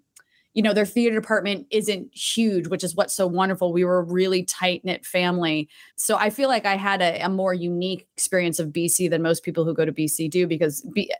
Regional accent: Tewksbury Township, New Jersey, United States; But, you know, where I grew up, like, I can't believe you even said it right. It's Tewksbury Township. Like, we weren't even a town.

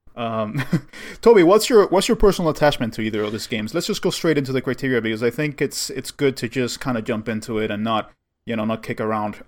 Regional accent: Cuba; moved away; I grew up in Cuba

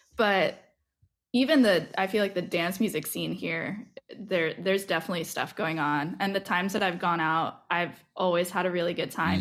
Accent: Massachusetts, United States; moved away as an adult; also born or lived in New York; now in Philadelphia, United States; I grew up in Massachusetts

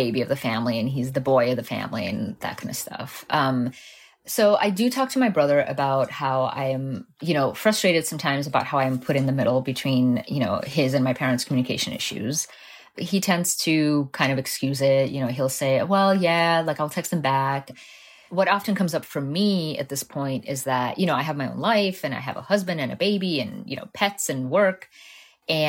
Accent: Southwest Florida, United States; born or raised there; English is a second language; also born or lived in Moscow, Russia / Miami, Florida; now in Fort Myers, United States

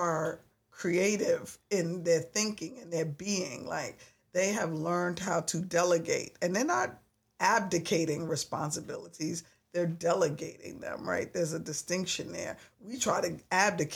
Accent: New York, United States; I'm a New Yorker

